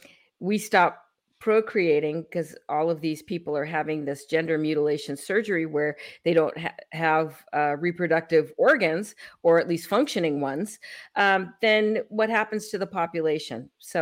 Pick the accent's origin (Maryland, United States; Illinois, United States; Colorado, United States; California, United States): California, United States; San Francisco; I come from California. I came from San Francisco, and I saw all of the people, all the homeless problem